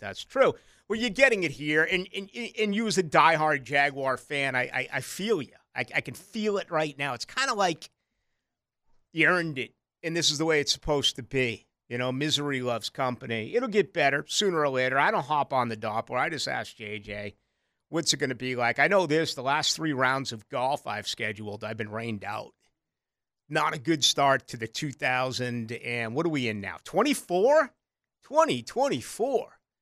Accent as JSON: {"language": "English", "town": "Boston", "region": "Massachusetts", "country": "United States", "tie": "born or raised there", "also_born_or_lived": "Chicago", "moved": "yes", "lives_now": "Jacksonville, United States", "said": "I grew up in Boston, I lived in Chicago."}